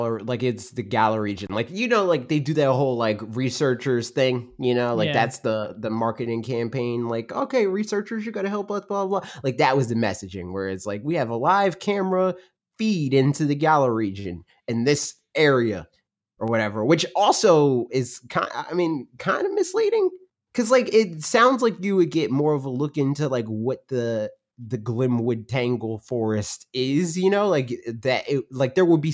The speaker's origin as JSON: {"language": "English", "country": "United States", "said": "I'm American."}